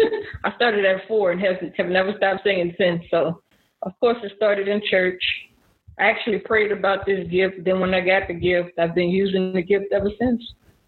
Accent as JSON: {"language": "English", "town": "New Orleans", "region": "Louisiana", "country": "United States", "said": "I'm also from Louisiana, New Orleans."}